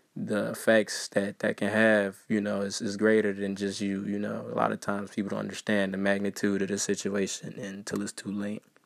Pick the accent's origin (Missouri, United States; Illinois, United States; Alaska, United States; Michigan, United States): Illinois, United States; Waukegan; I'm from Waukegan